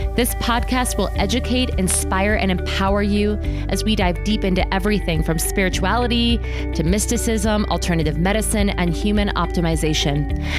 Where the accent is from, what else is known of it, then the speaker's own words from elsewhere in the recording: New York City, New York, United States; moved away; also born or lived in Philadelphia; born in New York City